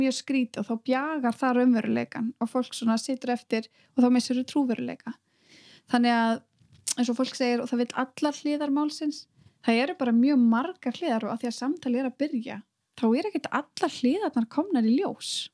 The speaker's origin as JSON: {"language": "Icelandic", "country": "Iceland", "moved": "as an adult", "said": "ég er að koma frá Íslandi"}